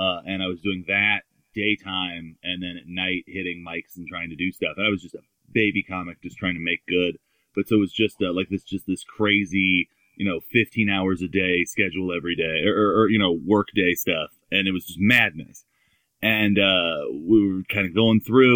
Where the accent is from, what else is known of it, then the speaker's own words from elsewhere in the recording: Simi Valley, California, United States; also born or lived in Camarillo, California; Born and raised. I was, born in the Valley and then, till I was 5 in Camarillo and then the rest of the time in Simi Valley